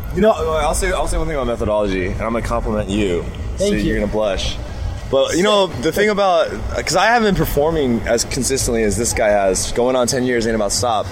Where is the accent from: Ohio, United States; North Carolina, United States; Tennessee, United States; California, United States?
Tennessee, United States; Memphis; I grew up in Memphis, Tennessee, so I have a lot of Southern influence